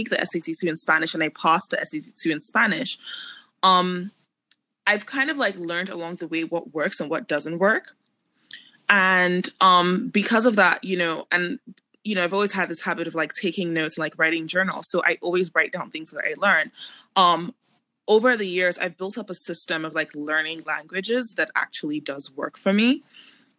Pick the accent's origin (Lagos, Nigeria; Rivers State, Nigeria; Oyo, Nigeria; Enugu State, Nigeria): Lagos, Nigeria; also born or lived in Abuja; I grew up in Lagos and I had to learn Yoruba because Lagos is a Yoruba state